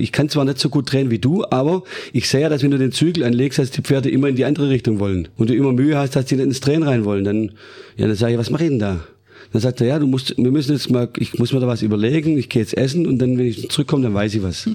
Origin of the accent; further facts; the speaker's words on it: Stuttgart, Baden-Württemberg, Germany; Ich bin geboren worden im Krankenhaus in Stuttgart